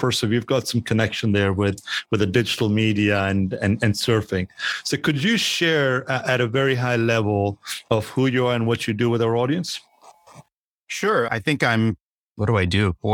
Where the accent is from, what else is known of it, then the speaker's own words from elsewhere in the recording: Montclair, New Jersey, United States; This is your co host … from Montclair, New Jersey.